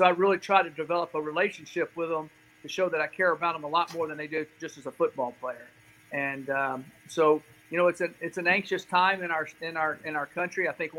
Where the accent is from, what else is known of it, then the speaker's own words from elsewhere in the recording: Nashville, Tennessee, United States; I'm from Nashville, Tennessee, originally. I moved around a lot, but that's home.